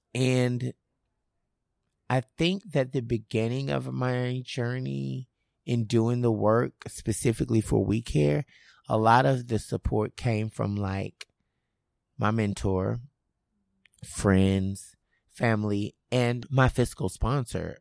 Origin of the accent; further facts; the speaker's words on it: Memphis, Tennessee, United States; I'm originally from Memphis.